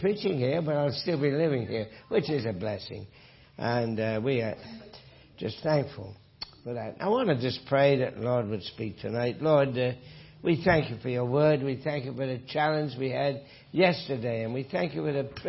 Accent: north of England, United Kingdom; moved away; from my accent, that I grew up in England, north of England

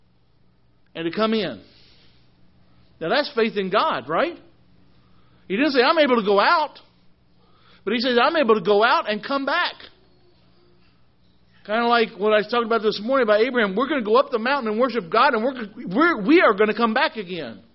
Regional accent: Missouri, United States; I'm from Missouri, okay? We're not really Southern, but we know how to make tea in Missouri

